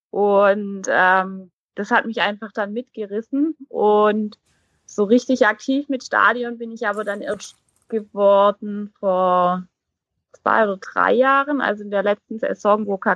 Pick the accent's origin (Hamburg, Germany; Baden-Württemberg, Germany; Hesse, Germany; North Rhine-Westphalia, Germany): Hesse, Germany; Kassel; ich komme aus Kassel.